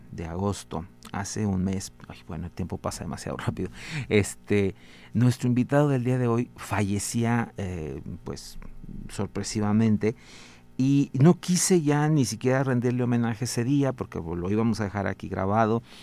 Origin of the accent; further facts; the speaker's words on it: Mexico; siempre nos dará un gran orgullo como mexicanos